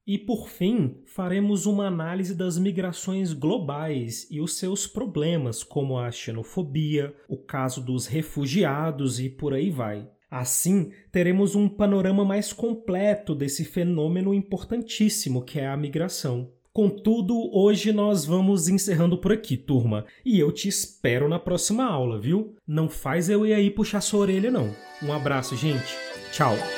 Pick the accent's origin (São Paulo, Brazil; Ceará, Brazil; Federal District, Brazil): Federal District, Brazil; Brasília; now in Minas Gerais, Brazil; Eu nasci no Distrito Federal, mas hoje eu moro em Minas Gerais